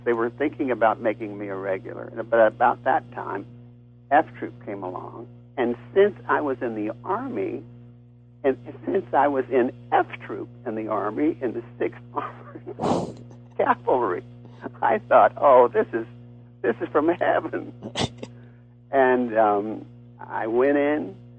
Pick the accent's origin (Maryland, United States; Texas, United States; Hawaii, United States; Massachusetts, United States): Texas, United States; I'm from Texas